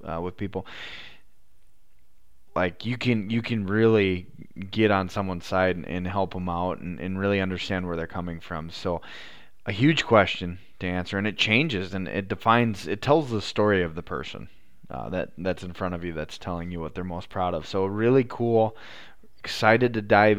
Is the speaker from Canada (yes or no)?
no; South Dakota, United States